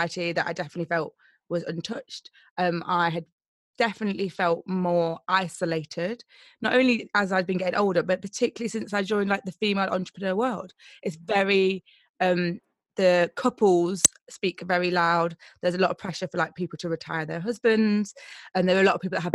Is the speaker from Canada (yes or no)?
no; Nottingham, East Midlands, United Kingdom; moved away as an adult; now in London, United Kingdom; I'm originally from Nottingham, so I grew up in Nottingham and I moved to London nearly 10 years ago